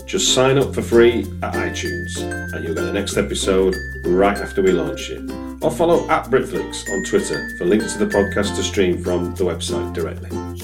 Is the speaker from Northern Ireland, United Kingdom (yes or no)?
no; Manchester, North West England, United Kingdom; I'm from Manchester too